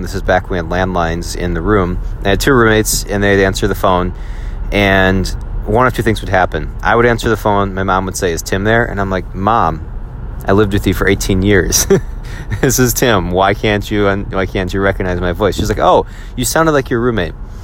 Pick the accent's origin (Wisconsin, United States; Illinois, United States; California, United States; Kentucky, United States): Wisconsin, United States; accent: Wisconsin; I do sound like I'm from Wisconsin